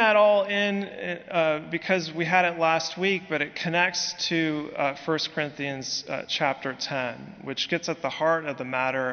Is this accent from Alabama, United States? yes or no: no; San Francisco Bay Area, California, United States; moved away as an adult; now in Birmingham, United States; I come from California, specifically the San Francisco Bay Area